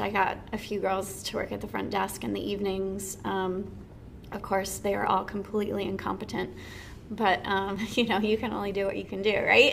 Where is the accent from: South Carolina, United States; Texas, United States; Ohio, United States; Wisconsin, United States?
Texas, United States; Dallas; also born or lived in Houston, Texas / Atlanta, Georgia; now in Winston-Salem, United States; I'm originally from Dallas, Texas